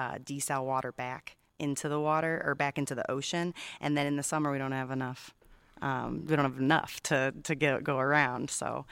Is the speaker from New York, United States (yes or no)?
no; Illinois, United States; now in Catalina Island, United States; I'm from Illinois